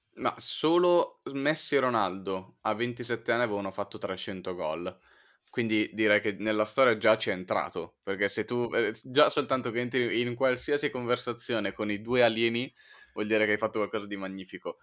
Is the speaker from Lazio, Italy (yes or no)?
no; Milan, Lombardy, Italy; da milanese